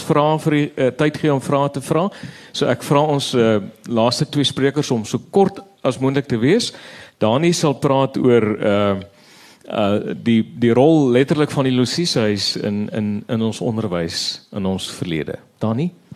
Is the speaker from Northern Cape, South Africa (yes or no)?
yes; Steinkopf, Northern Cape, South Africa; Namakland waar ek vandaan kom